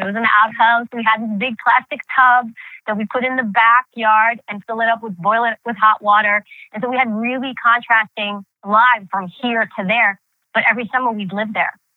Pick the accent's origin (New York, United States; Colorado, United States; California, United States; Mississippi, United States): New York, United States; New York City; first language Greek; English is a second language; growing up in New York City during that time period, the 80s and 90s. And that's the time period I really grew up